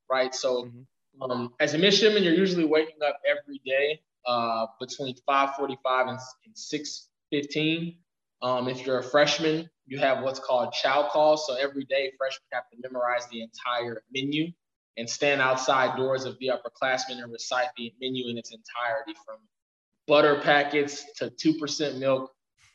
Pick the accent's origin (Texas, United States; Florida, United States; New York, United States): Texas, United States; Houston; moved away as an adult; also born or lived in Pearland, Texas; I was born and raised in Houston, Texas, went to high school in a suburb of Houston.